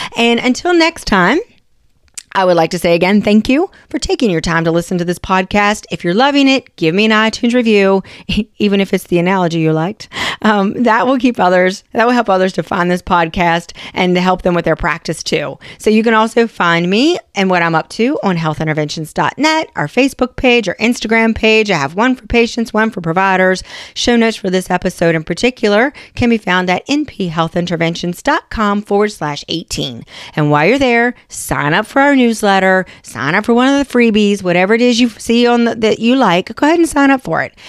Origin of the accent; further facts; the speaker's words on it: West Virginia, United States; I'm from West Virginia